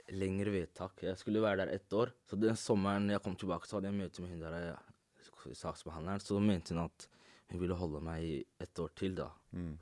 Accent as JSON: {"language": "Norwegian", "country": "Norway", "said": "jeg er ikke fra Marokko, jeg er fra Norge"}